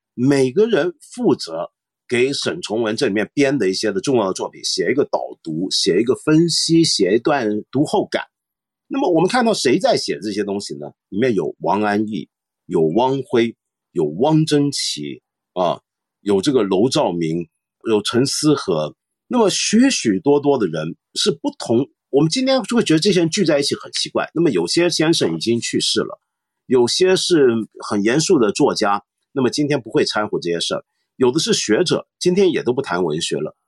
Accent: Taiwan; now in Hong Kong; 我在台湾长大

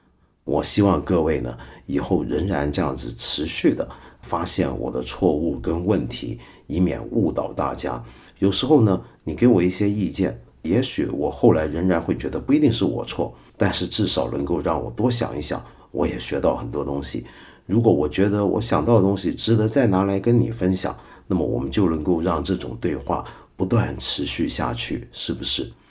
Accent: China; 我也不喜欢说我们中国人就是怎么样怎么样怎么样等等等等

